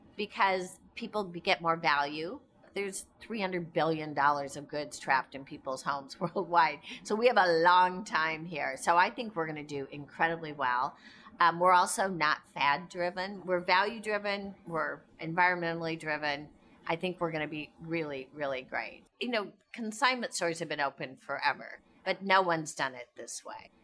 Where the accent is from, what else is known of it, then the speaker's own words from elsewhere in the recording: Indiana, United States; We grew up in Indiana, I'm outdoors all the time